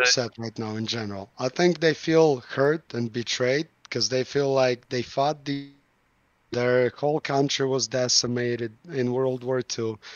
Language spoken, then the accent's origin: English; Moscow, Russia; I'm from Moscow